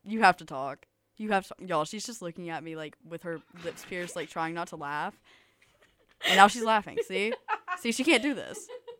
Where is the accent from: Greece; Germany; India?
Germany; born there; But when people ask me, I just blame it on the fact that I was born in Germany.